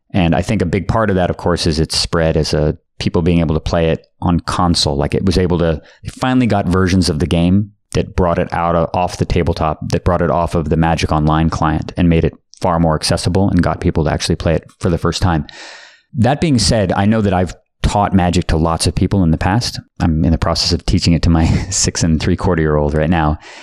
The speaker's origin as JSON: {"language": "English", "town": "Palo Alto", "region": "California", "country": "United States", "tie": "born or raised there", "said": "There was a store called Gamescape in Palo Alto, California, which was my hometown"}